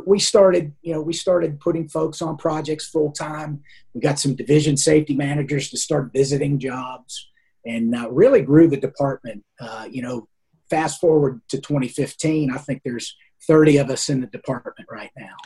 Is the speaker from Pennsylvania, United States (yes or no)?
yes; Pennsylvania, United States; I grew up in Pennsylvania